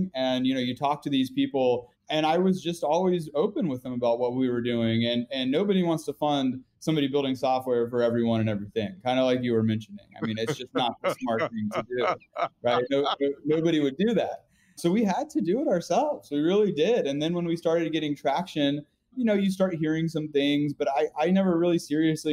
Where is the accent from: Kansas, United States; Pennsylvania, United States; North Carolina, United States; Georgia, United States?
North Carolina, United States; I'm from North Carolina